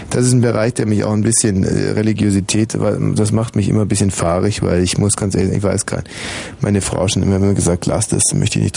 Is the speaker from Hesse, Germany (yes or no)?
no; Fürstenfeldbruck, Bavaria, Germany; Naja, Fürstenfeldbruck.